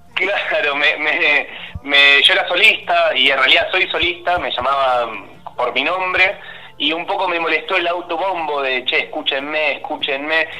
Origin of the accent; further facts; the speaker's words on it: Banfield, Buenos Aires Province, Argentina; moved away as an adult; now in Buenos Aires, Argentina; Soy de Banfield, efectivamente, soy de Banfield. Ahora vivo en Capital, pero originalmente soy de Banfield. Mi mamá sigue viviendo ahí